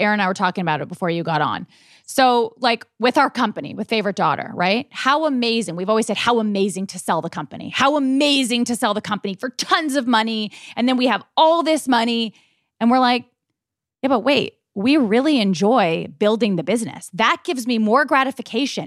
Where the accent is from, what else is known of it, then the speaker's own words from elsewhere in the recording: Malibu, California, United States; We're not immigrants. We grew up in Malibu.